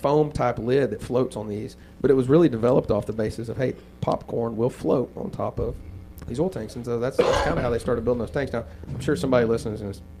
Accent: Roosevelt, Oklahoma, United States; born or raised there; also born or lived in Hobart, Oklahoma; now in Ripley, United States

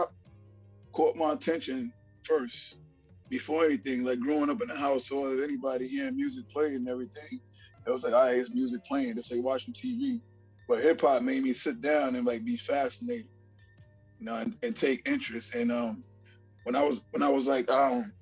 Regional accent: New York City, New York, United States; also born or lived in Barbados; growing up in Brooklyn and Flatbush

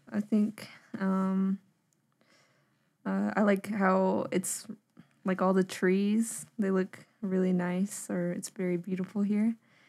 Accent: Zuni, New Mexico, United States; I'm 19 years old, and I'm from Zuni, New Mexico.

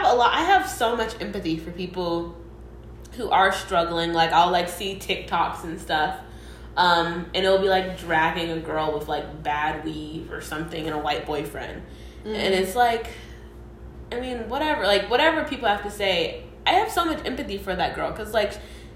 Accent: Atlanta, Georgia, United States; growing up in Atlanta is such a privilege

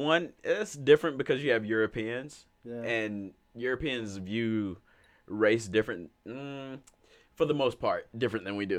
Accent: Alabama, United States; I come from Alabama, which has the Talladega, like, races.

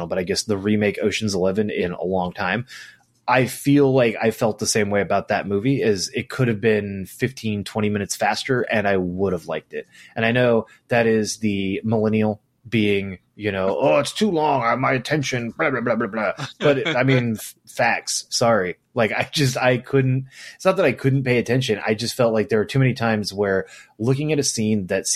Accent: California, United States; I'm from California.

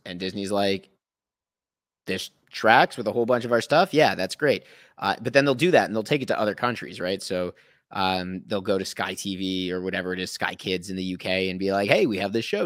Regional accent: Thornhill, Ontario, Canada; also born or lived in Toronto; now in British Columbia, Canada; I grew up in the suburbs, right? I'm from Thornhill

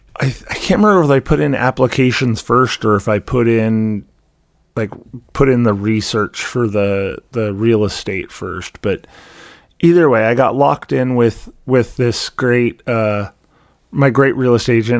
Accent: Vancouver, Washington, United States; moved away as an adult; also born or lived in Seattle, Washington / Missouri; now in Iowa, United States; I lived for thirty-some-odd years in Vancouver, Washington. I don't remember anything other than Vancouver, Washington. Um, you know, I was five, maybe six when we moved there

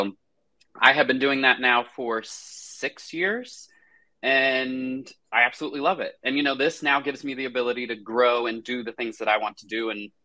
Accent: Cary, North Carolina, United States; also born or lived in Charlotte, North Carolina; I have lived in Cary, North Carolina almost my entire life, which is where I grew up

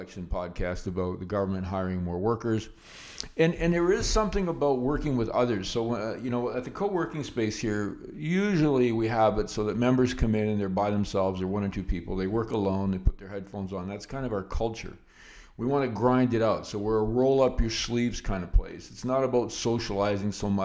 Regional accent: Canada; as a Canadian investor

